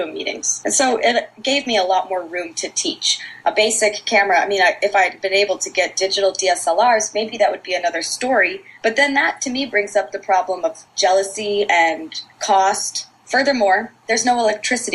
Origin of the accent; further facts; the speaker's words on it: Maine, United States; I grew up in Maine